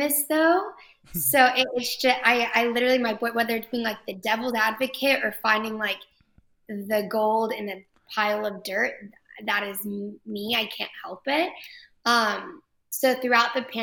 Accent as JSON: {"language": "English", "town": "Fort Worth", "region": "Texas", "country": "United States", "tie": "born or raised there", "also_born_or_lived": "Los Angeles, California", "said": "I was born and raised in Fort Worth and migrated back."}